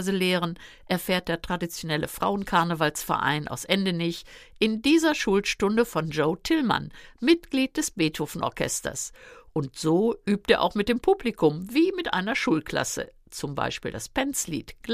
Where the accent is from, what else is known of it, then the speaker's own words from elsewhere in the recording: North Rhine-Westphalia, Germany; Eine Westfälin ist zum ersten Mal da. Ja, ich hoffe, es wird schwer lustig. Ich komme aus dem Westfalenland, da ist Lachen und Karneval ja nicht unbedingt so angesagt.